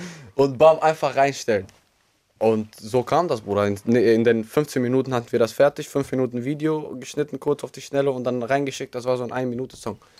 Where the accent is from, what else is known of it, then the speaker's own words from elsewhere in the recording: Albania; moved away; also born or lived in Münster, Germany; ich bin in Albanien groß geworden. Ich bin circa 2014 dann irgendwann in Deutschland gekommen, mit Familie und alles andere